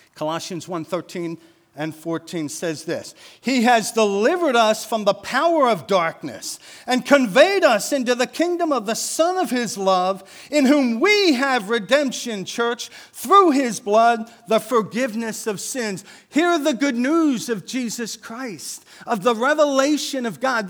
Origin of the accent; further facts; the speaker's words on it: Wilmington, Delaware, United States; We grew up in North Wilmington, um, so we moved to North Wilmington when I was eight years old.